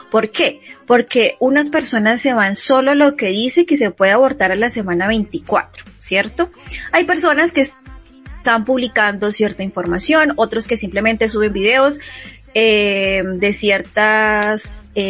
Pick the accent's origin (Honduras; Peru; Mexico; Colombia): Colombia; esa semana va un poco loca acá en nuestro país.